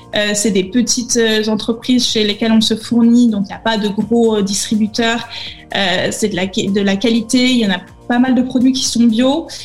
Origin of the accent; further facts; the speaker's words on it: Nice, Provence-Alpes-Côte d'Azur, France; moved away as an adult; also born or lived in Paris; now in Amsterdam, Netherlands; je viens de Nice, dans le sud, là où il fait chaud